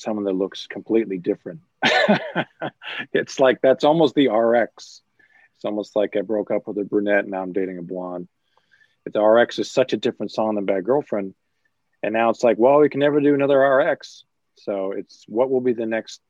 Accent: Vancouver, British Columbia, Canada; we grew up in Vancouver

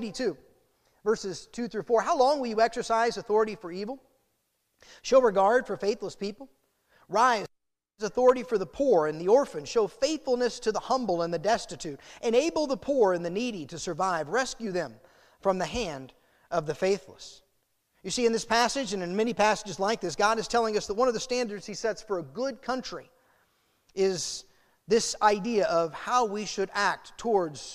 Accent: United States; the celebration that comes from being American, the gratitude and thanksgiving that should be ours because of the place we're born

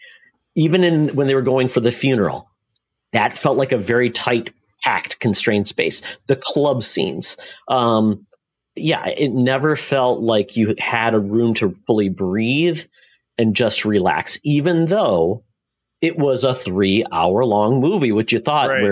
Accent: Lapeer, Michigan, United States; the Pix movie theater where I grew up in Lapeer, Michigan

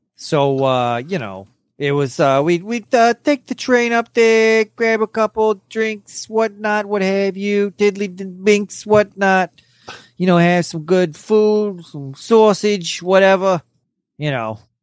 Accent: Corpus Christi, Texas, United States; also born or lived in New York City; I was born in New York City and then I moved to Corpus Christi, Texas, when I was like 11 days old.

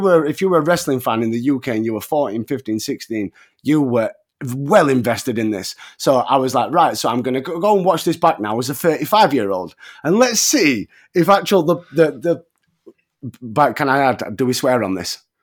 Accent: England, United Kingdom; as an Englishman

